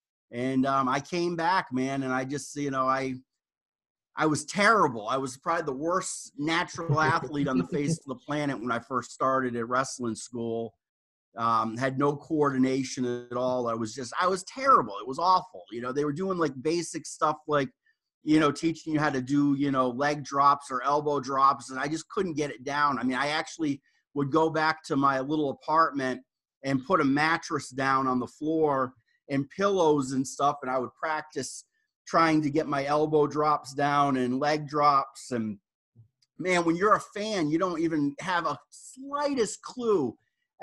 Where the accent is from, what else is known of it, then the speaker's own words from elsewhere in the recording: Rhode Island, United States; I grew up in Rhode Island